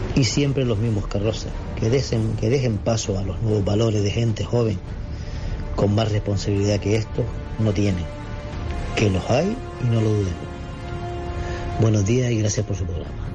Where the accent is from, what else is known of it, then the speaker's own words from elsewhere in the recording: Gran Canaria, Canary Islands, Spain; El canario